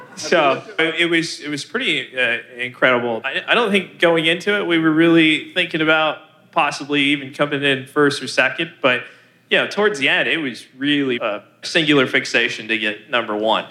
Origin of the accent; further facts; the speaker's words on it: California, United States; moved away; also born or lived in Pacific Northwest; I'm originally born and raised in California